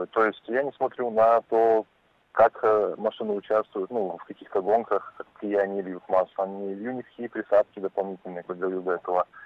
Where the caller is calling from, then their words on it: Vladivostok, Primorsky Krai, Russia; А, я хотел сказать, что я сам из Владивостока, и у нас здесь очень много совершенно разных машин по сравнению с Москвой